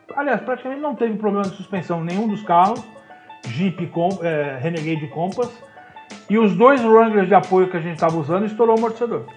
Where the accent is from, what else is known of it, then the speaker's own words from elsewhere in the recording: Osasco, São Paulo, Brazil; Eu sou de Osasco